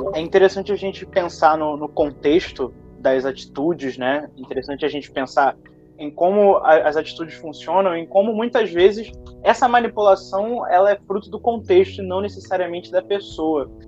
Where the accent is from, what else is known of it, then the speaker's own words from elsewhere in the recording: Niterói, Rio de Janeiro, Brazil; da minha cidade natal, que foi a cidade onde eu nasci, Niterói, no Rio de Janeiro